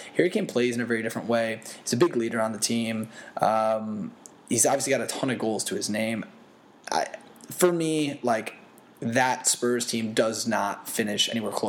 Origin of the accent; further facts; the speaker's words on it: England, United Kingdom; Yeah, I am English.